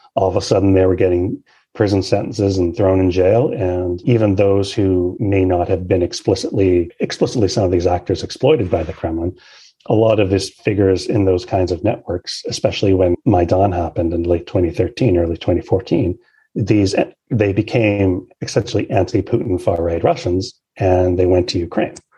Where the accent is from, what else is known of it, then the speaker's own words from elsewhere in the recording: Canada; Canada, my home country